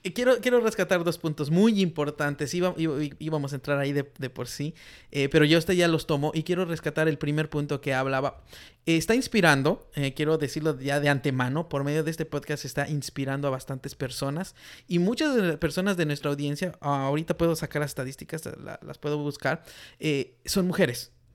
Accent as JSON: {"language": "Spanish", "country": "Mexico", "moved": "yes", "lives_now": "United States", "said": "de donde yo vengo en México, la mayoría de mujeres no trabaja"}